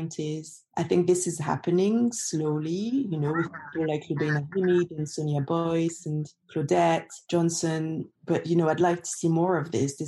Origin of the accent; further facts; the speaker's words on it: France; moved away as an adult; now in London, United Kingdom; I'm French